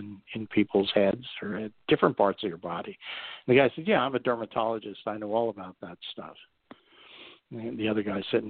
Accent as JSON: {"language": "English", "region": "coal region of Pennsylvania", "country": "United States", "also_born_or_lived": "Berks County, Pennsylvania", "accent": "coal speak", "said": "I'm from the coal region, and if anybody ever met anybody from the coal region of Pennsylvania, they sort of have their unique way of speaking"}